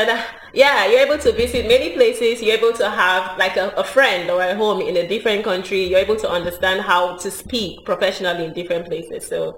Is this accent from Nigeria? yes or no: yes; Nigeria; moved away as an adult; also born or lived in Barcelona; I'm Nigerian, lived in Nigeria for a long time.